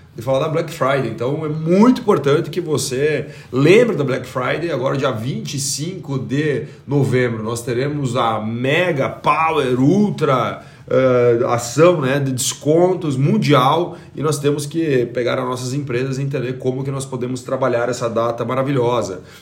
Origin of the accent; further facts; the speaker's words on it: Brazil; nós como brasileiros